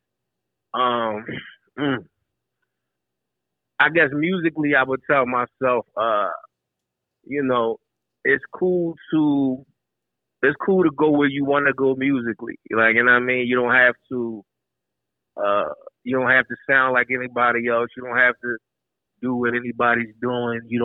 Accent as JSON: {"language": "English", "town": "Philadelphia", "region": "Pennsylvania", "country": "United States", "tie": "born or raised there", "said": "I was born and raised in Southwest, but, you know, for a time I was in West Philly"}